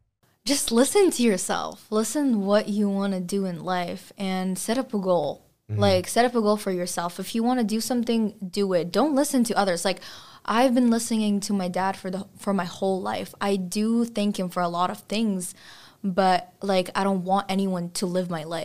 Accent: Kazakhstan; now in United States; because I wasn't born here and it's not my country. My home country is Kazakhstan, and I want to be remembered by those people.

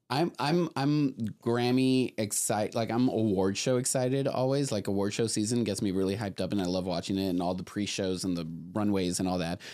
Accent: Laredo, Texas, United States; grew up in Laredo, Texas, which is ninety-eight percent Mexican

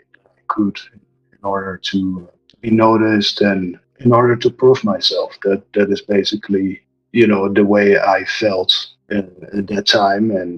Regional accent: Netherlands; moved away as an adult; now in Mexico; I'm originally from the Netherlands and immigrated to Mexico when I was around 19 years old.

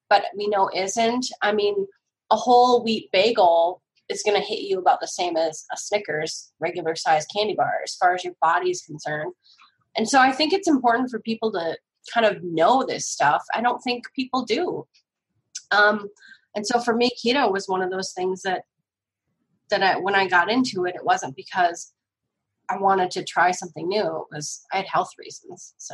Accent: Northern United States, United States; You know, I'm not a degenerate Yankee, but I am a Northerner.

